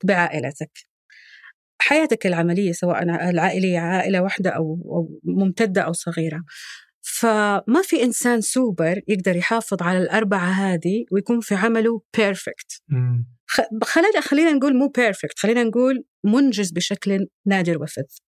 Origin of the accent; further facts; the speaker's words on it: Saudi Arabia; صفاتنا الجندريه كسعوديين